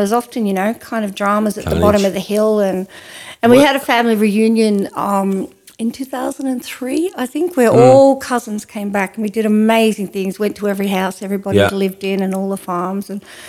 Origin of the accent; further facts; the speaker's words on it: Ouyen, Victoria, Australia; when I was growing up in Oyen, you know, I was called a tomboy